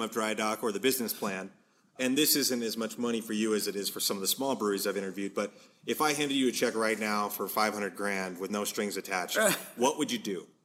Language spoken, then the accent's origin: English; Washington, United States; I'm from Washington